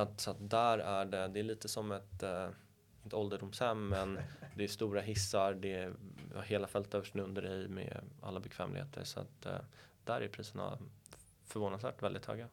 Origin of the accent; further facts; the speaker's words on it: Stockholm, Stockholm County, Sweden; Jag är uppvuxen borta vid Karlaplan